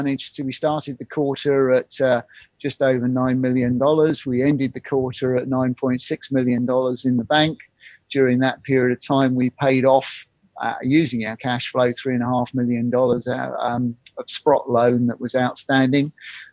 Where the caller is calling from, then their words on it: South East England, United Kingdom; In Surrey. So enjoying the heat wave down here.